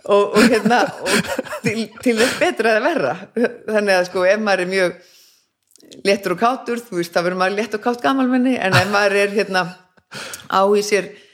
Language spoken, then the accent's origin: Icelandic; Reykjavík, Capital Region, Iceland; Ég bara fæðist hérna í Reykjavík